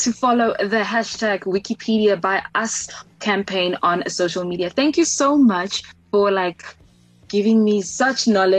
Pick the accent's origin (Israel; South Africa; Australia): South Africa; especially in South Africa, especially in Mzansi. I don't know, this is just my hometown.